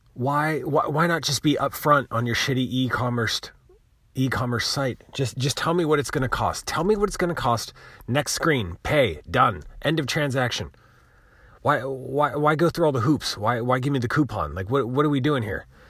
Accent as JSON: {"language": "English", "country": "United States", "said": "I'm American"}